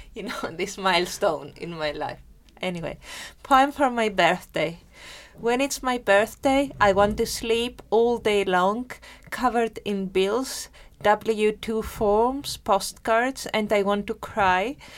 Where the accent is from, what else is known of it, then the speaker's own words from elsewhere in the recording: Germany; first language Greek and German; English is a second language; moved away; also born or lived in Greece; I'm actually bilingual. I grew up in Germany, so I am because my family migrated, a part of my family there to work, and I'm bilingual in Greek and German.